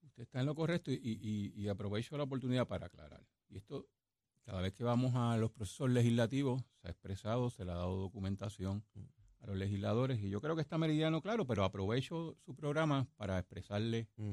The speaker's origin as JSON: {"language": "Spanish", "country": "Puerto Rico", "tie": "born or raised there", "said": "soy el producto de University Garden High School."}